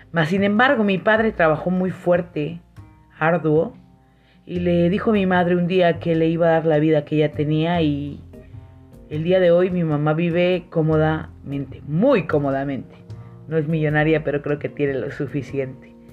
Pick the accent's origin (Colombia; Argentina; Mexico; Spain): Mexico; San Cristóbal de las Casas, Chiapas; now in -; y en San Cristóbal, de donde soy originaria. Mis papás viven allá.